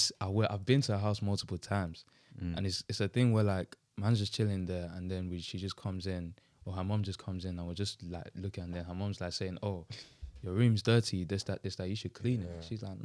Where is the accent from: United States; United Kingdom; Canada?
United Kingdom; Southend-on-Sea, East of England; I'm so scared to say I'm from Southend